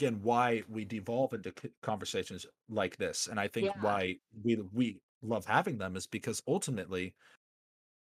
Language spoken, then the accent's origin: English; Arizona, United States; growing up in Arizona